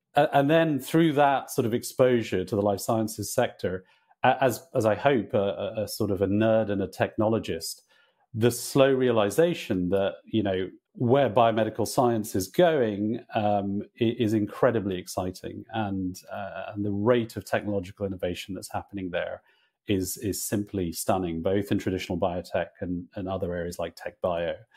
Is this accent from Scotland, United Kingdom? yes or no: no; Northern Ireland, United Kingdom; I grew up in Northern Ireland